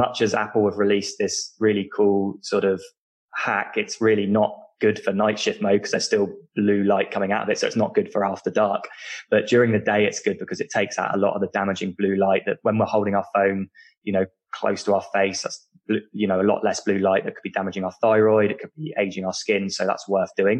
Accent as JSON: {"language": "English", "country": "United Kingdom", "accent": "British", "said": "people can tell from my accent that I'm British"}